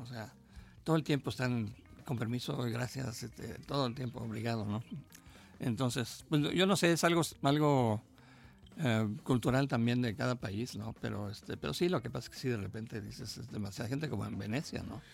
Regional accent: Mexico

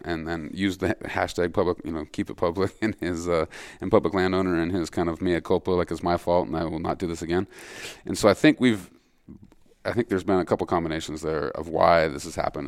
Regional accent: Montana, United States; my home state of Montana

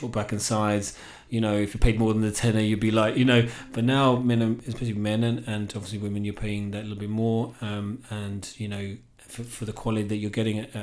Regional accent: England, United Kingdom; accent: English; now in Ireland; we were known as the Irish family in England. I came here and it's obviously you're the English guy, you've got the English accent.

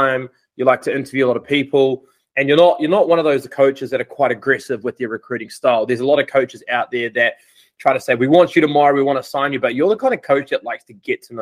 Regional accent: New Zealand; I'm from New Zealand

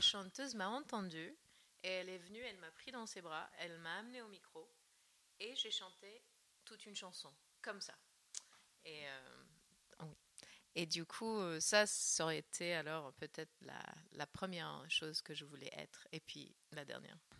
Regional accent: Northern California, United States; moved away; la Californie du Nord, là d'où je viens

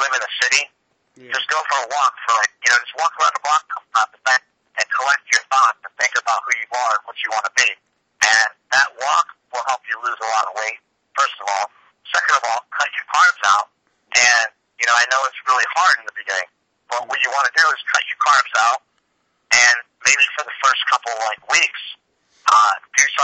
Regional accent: New York, United States; moved away; I grew up in New York

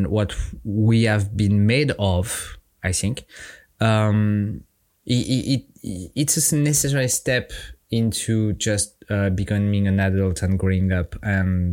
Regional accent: France; accent: French; English is a second language; I'm French. My accent is my charm

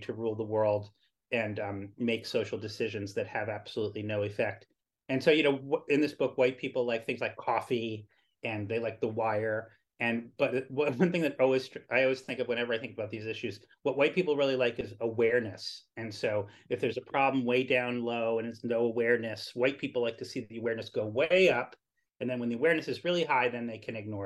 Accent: Greenwich, Connecticut, United States; I grew up in Greenwich, Connecticut

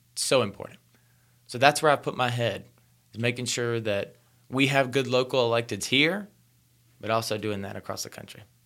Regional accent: rural North Carolina, United States; I was born in rural North Carolina. So, I was born in hog country

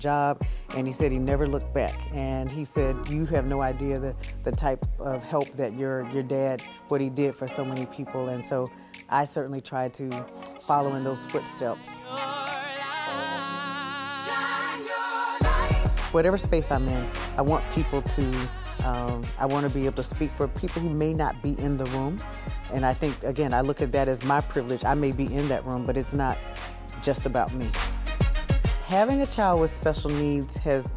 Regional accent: Augusta, Georgia, United States; also born or lived in Columbus, Ohio; now in Syracuse, United States; I was born in Augusta, Georgia, so I'm a Georgia peach. I grew up with my mom and dad

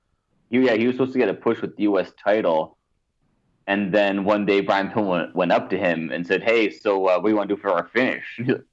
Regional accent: Canada; being Canadian

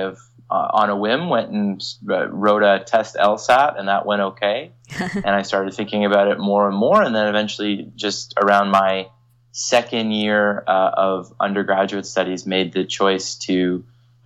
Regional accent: Toronto, Ontario, Canada; also born or lived in London, Ontario / Halifax, Nova Scotia; I'm from the Toronto area, and I always wanted to come back home to work and to practice law

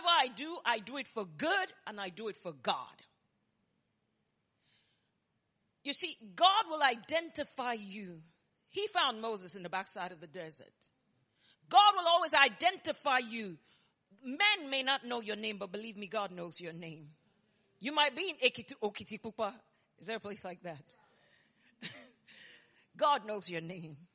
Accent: Nigeria; moved away as an adult; also born or lived in New York; now in Texas, United States; if you hear my accent and his accent, you know we were both born in Nigeria. I'm 100% made in Nigeria, and I'm proud to be a Nigerian.

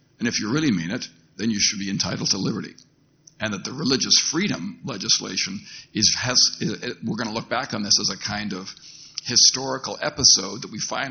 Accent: Canada; as a Canadian who works on these issues in a different context

